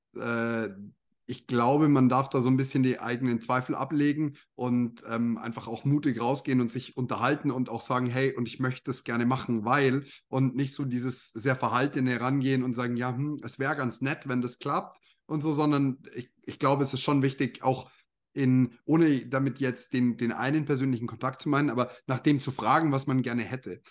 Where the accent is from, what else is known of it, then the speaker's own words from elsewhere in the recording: Bavaria, Germany; also born or lived in Canada; Bei uns in Bayern in der, in der Schule, im Gymnasium